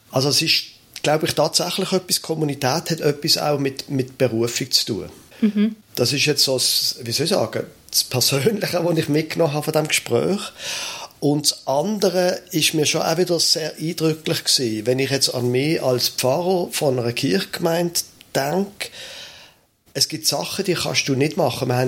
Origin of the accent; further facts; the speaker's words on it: Basel, Basel-Stadt, Switzerland; Ich bin in Basel aufgewachsen.